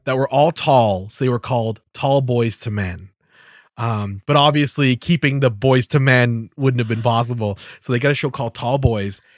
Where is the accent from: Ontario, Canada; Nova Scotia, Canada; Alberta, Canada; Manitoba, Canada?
Alberta, Canada; Calgary; I was brought up in Calgary